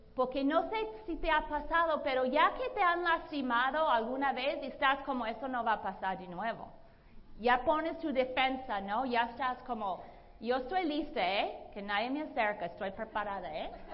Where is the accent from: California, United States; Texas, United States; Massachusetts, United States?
Massachusetts, United States; Boston; Spanish is a second language; moved away as an adult; also born or lived in Latin America / Brazil; now in Los Angeles, United States; Yo soy la mayor de cuatro hijos. Yo soy de Boston, Massachusetts. Yo aprendí limpiar nieve con muy joven